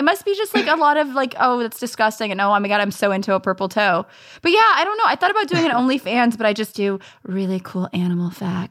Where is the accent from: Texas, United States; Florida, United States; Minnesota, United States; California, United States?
California, United States; Los Angeles; I grew up in the San Fernando Valley, home to the porn industry, and I am very proud of that. You know, I was born in Van Nuys, California